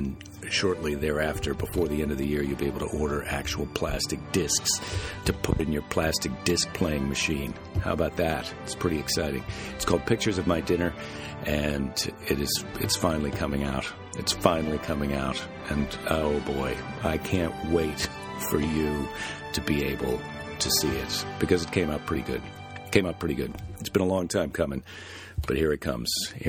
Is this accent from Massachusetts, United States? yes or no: no; Iowa, United States; now in California, United States; living in California, you know, growing up in the Midwest where it's just brutally cold.